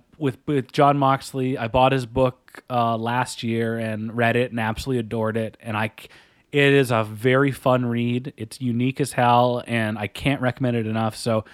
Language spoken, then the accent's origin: English; Calgary, Alberta, Canada; I grew up in Calgary for a bit